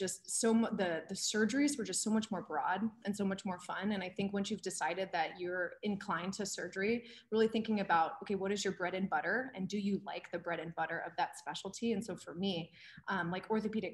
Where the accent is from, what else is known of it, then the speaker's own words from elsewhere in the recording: San Jose, California, United States; I grew up in San Jose, and now my family's in Sacramento